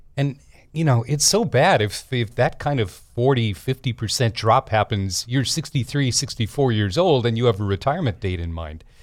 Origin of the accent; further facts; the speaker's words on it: Denver, Colorado, United States; I grew up in Denver